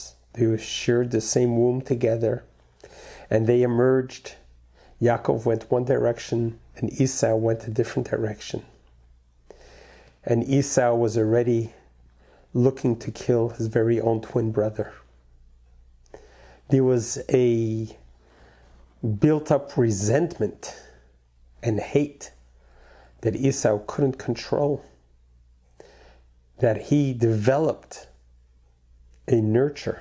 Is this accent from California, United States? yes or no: no; New York City, New York, United States; I grew up in Brooklyn, New York